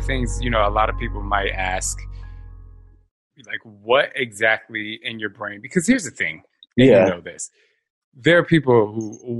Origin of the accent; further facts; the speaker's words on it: New Jersey, United States; also born or lived in Philadelphia; I'm from Jersey.